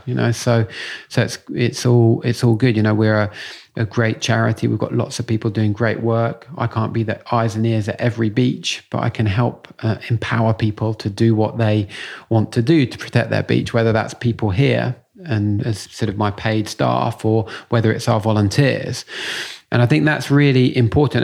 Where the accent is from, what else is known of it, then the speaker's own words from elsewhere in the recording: London, United Kingdom; I grew up in Muswell Hill